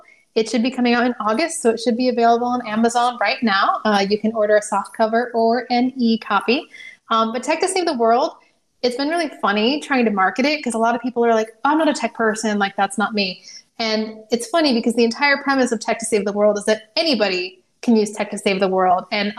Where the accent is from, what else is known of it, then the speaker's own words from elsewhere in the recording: California, United States; born there; You know, I was born in California. We live near the coast.